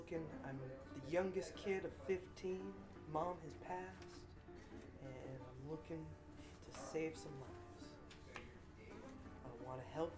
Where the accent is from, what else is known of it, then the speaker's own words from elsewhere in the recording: United States; I grew up in Washington. I can pull off a convincing southern accent.